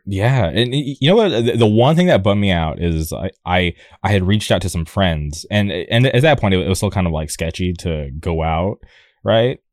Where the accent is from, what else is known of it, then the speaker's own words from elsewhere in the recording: La Quinta, California, United States; now in Orange County, United States; I grew up in a city called La Quinta